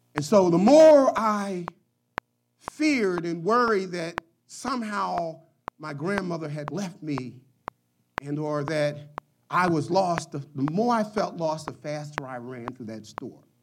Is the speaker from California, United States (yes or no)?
no; Philadelphia, Pennsylvania, United States; As a young child growing up in Philadelphia